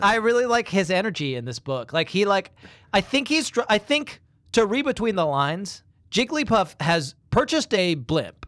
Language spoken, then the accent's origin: English; England, United Kingdom; moved away; when I was a, a very young boy, um, growing up in England